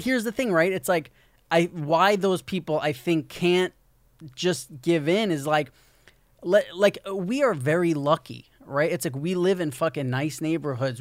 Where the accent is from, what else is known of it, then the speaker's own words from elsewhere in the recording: New York, United States; moved away as an adult; I'm from New York